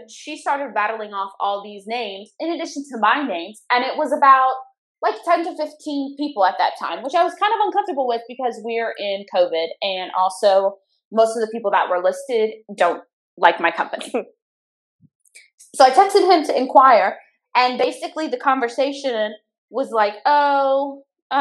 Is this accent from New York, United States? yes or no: no; Louisiana, United States; I'm from Louisiana